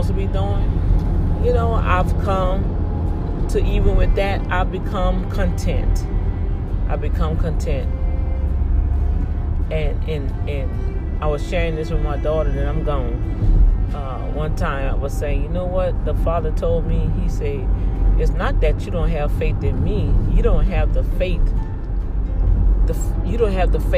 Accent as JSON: {"language": "English", "town": "New Orleans", "region": "Louisiana", "country": "United States", "tie": "born or raised there", "moved": "yes", "lives_now": "Houston, United States", "said": "I'm from New Orleans"}